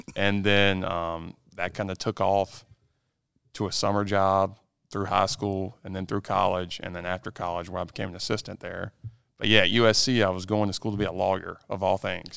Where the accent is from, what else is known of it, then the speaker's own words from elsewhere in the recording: Lancaster, South Carolina, United States; I'm from Lancaster, South Carolina